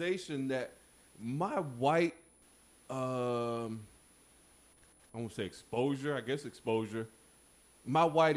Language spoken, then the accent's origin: English; Melbourne, Florida, United States; growing up in my little small city in Melbourne, Florida, we was the majority